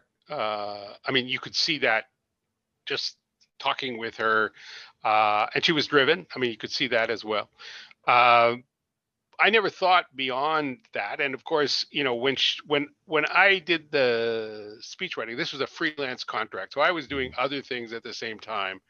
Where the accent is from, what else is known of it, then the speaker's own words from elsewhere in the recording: Nova Scotia, Canada; I grew up in Nova Scotia